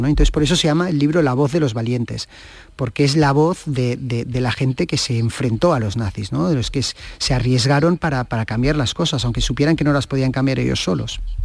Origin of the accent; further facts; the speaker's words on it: Catalonia, Spain; soy un catalán